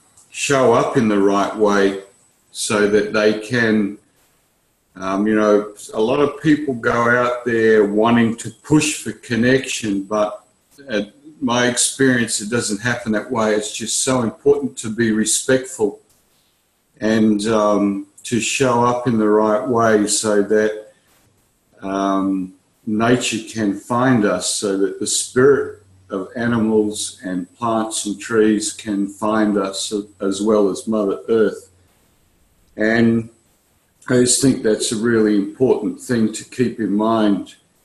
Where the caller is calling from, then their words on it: Perth, Western Australia, Australia; I'm connected from Perth in Western Australia.